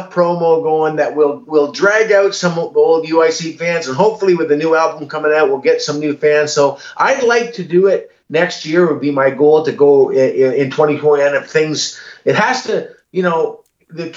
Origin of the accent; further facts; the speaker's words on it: Canada; we're a Canadian band